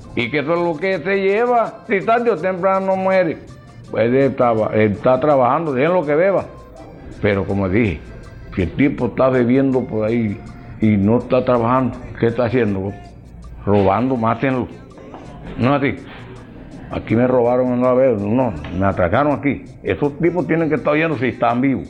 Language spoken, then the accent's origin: Spanish; María la Baja, Bolívar, Colombia; yo soy de María la Baja, tierra de pescado. Soy criado con Boca Chico